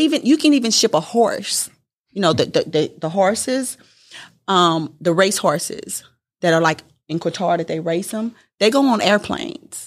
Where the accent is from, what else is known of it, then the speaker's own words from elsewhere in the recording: Houston, Texas, United States; also born or lived in California; I was born in California, grew up in Houston